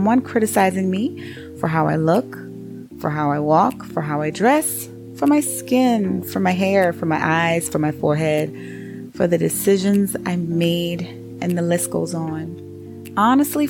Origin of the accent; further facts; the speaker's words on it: Charleston, South Carolina, United States; growing up on Dorchester Road in Charleston, South Carolina